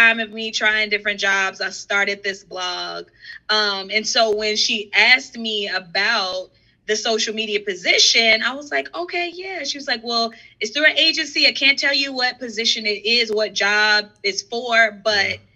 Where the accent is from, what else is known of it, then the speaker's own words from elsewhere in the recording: South Carolina, United States; moved away as an adult; also born or lived in New York; now in Charlotte, United States; my best friend, Trell, we grew up together in South Carolina